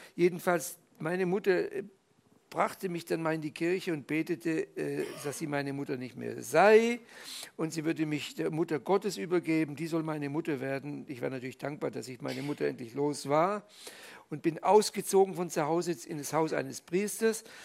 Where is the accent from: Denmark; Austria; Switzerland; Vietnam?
Switzerland; Fribourg; moved away; also born or lived in Tübingen, Germany; im katholischen Fribourg, wo ich in der Schule war